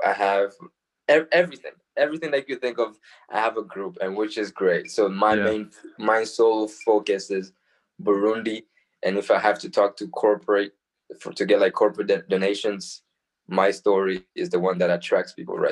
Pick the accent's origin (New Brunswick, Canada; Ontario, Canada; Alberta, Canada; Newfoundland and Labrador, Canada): Alberta, Canada; Calgary; We're from Calgary